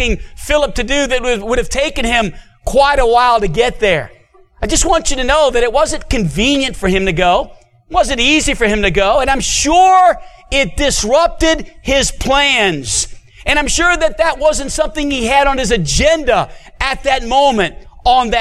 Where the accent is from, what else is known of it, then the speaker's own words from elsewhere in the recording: New Orleans, Louisiana, United States; now in Hot Springs, United States; I was born and raised in New Orleans, Louisiana